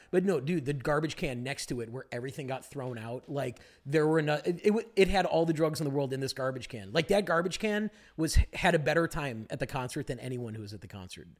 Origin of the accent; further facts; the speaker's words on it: Glenview, Illinois, United States; now in Los Angeles, United States; She works in Glenview, where I'm from in Chicago